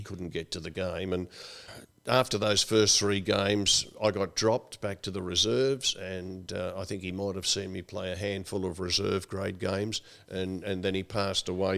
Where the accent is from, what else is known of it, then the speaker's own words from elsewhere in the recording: Melbourne, Victoria, Australia; also born or lived in Dunolly, Victoria; back in Coburg and Brunswick, where we grew up and went to school